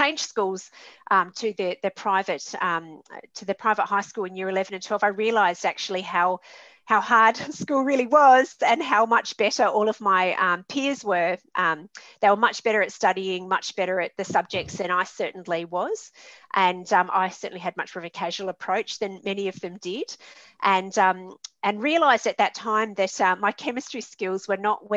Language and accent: English; Adelaide, South Australia, Australia; also born or lived in Sydney / Darwin; in my city, in my hometown, Adelaide